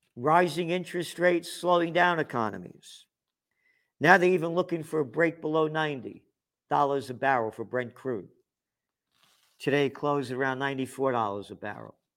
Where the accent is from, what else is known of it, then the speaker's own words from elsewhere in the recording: United States; I'm an American